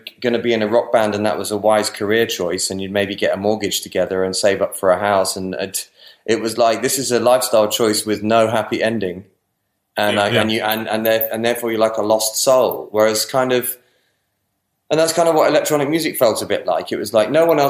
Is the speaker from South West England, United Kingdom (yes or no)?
yes; Bristol, South West England, United Kingdom; growing up in Bristol, it meant that I was growing up in this great vinyl culture, DJ culture place